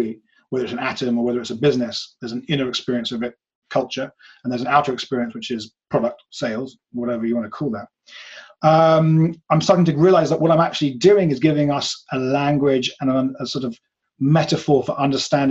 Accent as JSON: {"language": "English", "region": "England", "country": "United Kingdom", "said": "I come from England where people are super atheist here"}